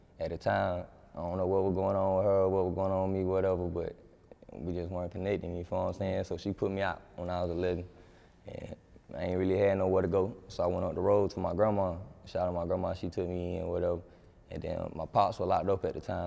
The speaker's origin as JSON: {"language": "English", "town": "Lumberton", "region": "North Carolina", "country": "United States", "said": "I'm from Lumberton, North Carolina, but I put on for the whole Robinson County"}